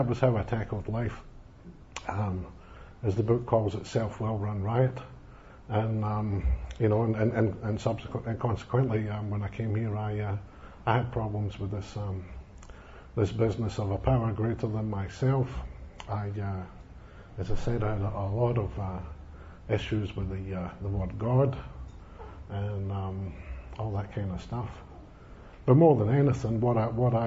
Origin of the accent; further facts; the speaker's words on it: Scotland, United Kingdom; moved away; I come from being Scottish. I come from a country where religion plays a big part in people's lives